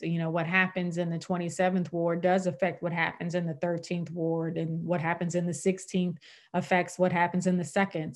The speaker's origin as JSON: {"language": "English", "town": "St. Louis", "region": "Missouri", "country": "United States", "tie": "born or raised there", "said": "I was born and raised in Saint Louis"}